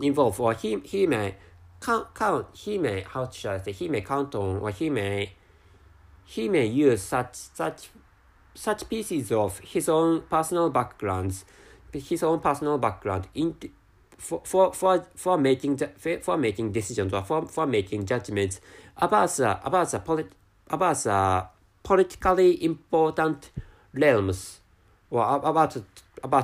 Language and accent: English; Japan; accent: Japanese; first language Japanese; English is a second language; my mother tongue is Japanese, so speaking English is really, really difficult